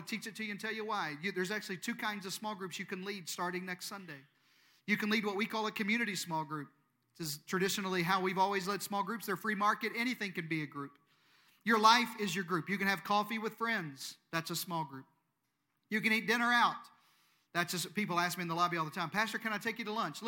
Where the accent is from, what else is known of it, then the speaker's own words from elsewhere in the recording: Eastern Arkansas, United States; moved away; I'm from Eastern Arkansas